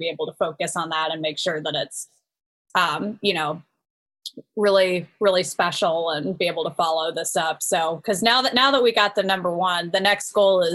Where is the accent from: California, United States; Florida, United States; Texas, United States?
California, United States; Marin County, Northern; now in Nashville, United States; We're both from Marin County